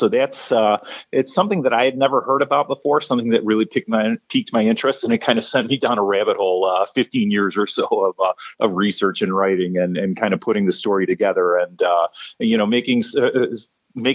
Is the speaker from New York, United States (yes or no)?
no; Chicago, Illinois, United States; growing up in Chicago